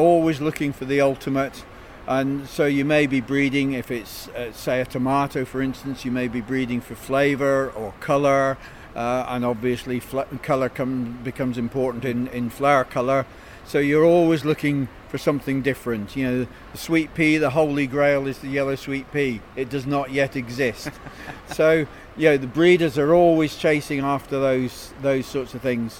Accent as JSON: {"language": "English", "region": "Scotland", "country": "United Kingdom", "said": "as a Scotsman"}